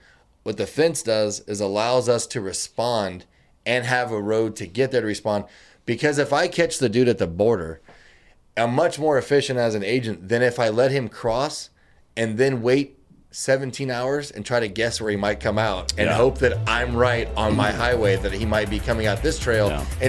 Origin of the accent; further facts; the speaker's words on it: Missouri, United States; now in El Paso, United States; In Northeast Missouri. So okay. I went to the University of Missouri.